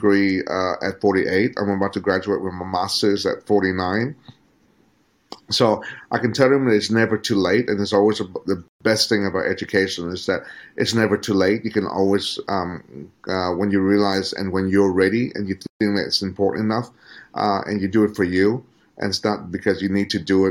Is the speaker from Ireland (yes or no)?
no; Australia; moved away as an adult; now in Vietnam; to be educated under the Australian system